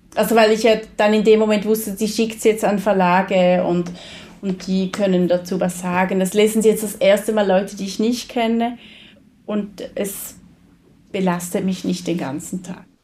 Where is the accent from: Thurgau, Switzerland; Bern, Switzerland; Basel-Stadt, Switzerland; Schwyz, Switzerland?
Thurgau, Switzerland; rural Switzerland near Konstanz; da, wo ich aufgewachsen bin, in einer sehr ländlichen Gegend in der Schweiz, ähm, Nähe Konstanz